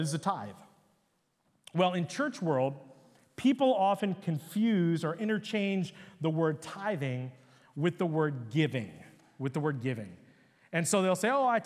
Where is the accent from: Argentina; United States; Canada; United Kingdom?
United States; Upper Marlboro, Maryland; I was a little Hindu Indian kid, you know, growing up in Upper Marlboro, Maryland.